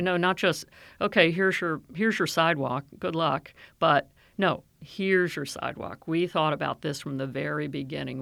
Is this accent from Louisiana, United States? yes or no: no; Silver Spring, Maryland, United States; I grew up in Silver Spring, out in the suburbs.